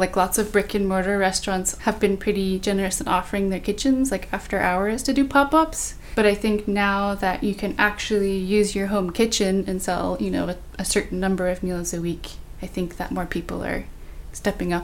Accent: Bay Area, California, United States; Growing up in the Bay Area, which I feel like is known for being really diverse

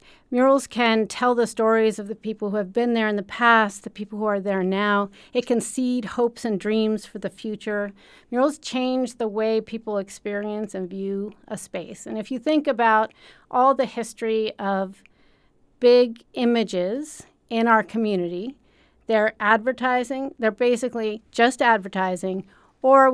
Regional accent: Amherst, Massachusetts, United States; I grew up in Western Mass, up in the Amherst area

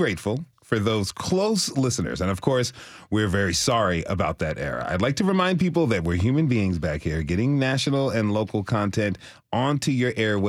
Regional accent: Switzerland; I grew up in Switzerland, where music classes were a required part of our education for that reason, end quote.

